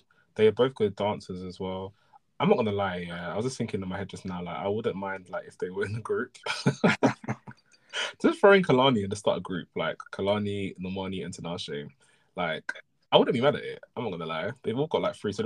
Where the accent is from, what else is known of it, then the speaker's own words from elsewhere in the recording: Nigeria; as a Nigerian person